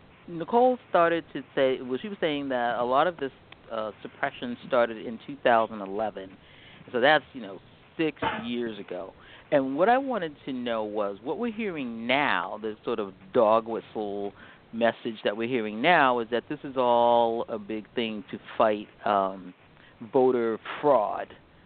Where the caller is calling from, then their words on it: Bethesda, Maryland, United States; I'm calling from Bethesda.